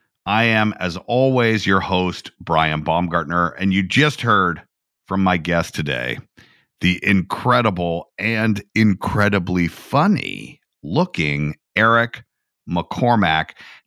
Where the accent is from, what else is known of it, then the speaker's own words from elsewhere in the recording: Atlanta, Georgia, United States; down in my hometown of Atlanta, Georgia.